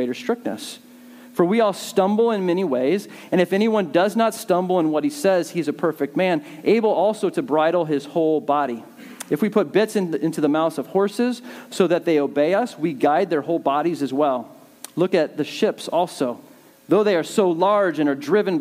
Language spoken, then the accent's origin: English; Southern California, United States; I grew up in Southern California